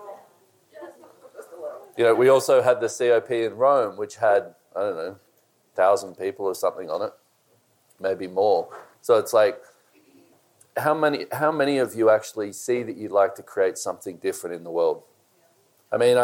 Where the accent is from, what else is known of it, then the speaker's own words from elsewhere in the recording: Australia; I'm Australian